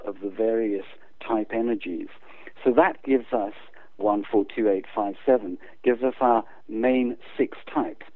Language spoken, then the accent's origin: English; South Africa; moved away as an adult; also born or lived in England / United States; now in United Kingdom; my parents took us out to South Africa when I was 8. So I unfortunately grew up under apartheid regime